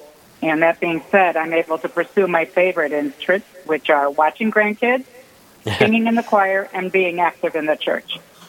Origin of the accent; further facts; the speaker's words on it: Kentucky, United States; now in Minneapolis, United States; I was born in the U.S. after my parents immigrated from Ukraine to Kentucky, where there were very few Ukrainians. But my siblings and I were raised in the Ukrainian Rite culture.